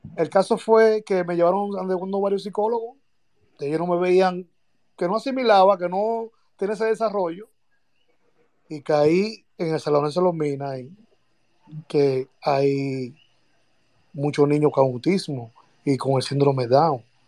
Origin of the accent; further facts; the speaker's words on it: Santo Domingo Este, Distrito Nacional, Dominican Republic; now in United States; Yo soy de los Minas, vivo ahora en los Estados Unidos, pero a mí me llevaron al colegio eh, San Lorenzo de los Minas